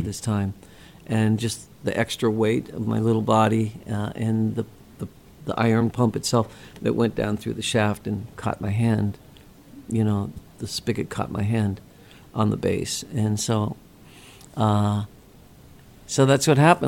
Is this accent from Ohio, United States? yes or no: yes; Ohio, United States; also born or lived in California; Ohio, uh, my home state